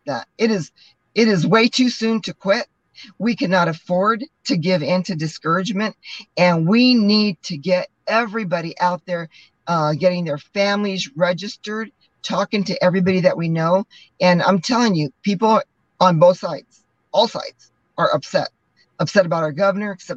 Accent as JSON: {"language": "English", "town": "Cuba", "region": "New Mexico", "country": "United States", "tie": "born or raised there", "said": "I'm born and raised in Cuba, New Mexico."}